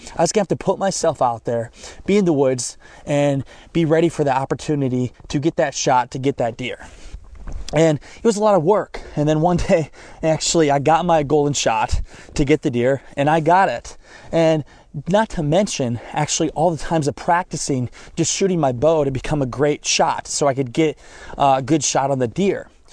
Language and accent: English; Northeast Iowa, United States; moved away as an adult; now in Orlando, United States; I grew up in Northeast Iowa